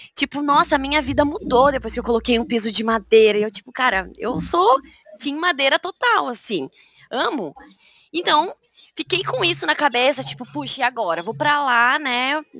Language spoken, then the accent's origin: Portuguese; Curitiba, Paraná, Brazil; first language Portuguese; moved away as an adult; now in Groningen, Netherlands; sou curitibana, né? Na verdade, eu sou do interior do Paraná, mas cresci em Curitiba